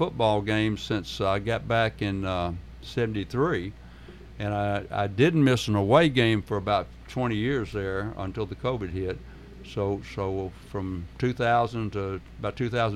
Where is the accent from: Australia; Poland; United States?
United States; Murfreesboro, Tennessee; I'm from Murfreesboro. I was born and raised here in Murfreesboro